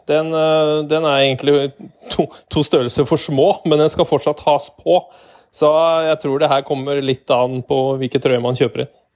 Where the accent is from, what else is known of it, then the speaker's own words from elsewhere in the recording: Hedmark, Innlandet, Norway; som hedmarking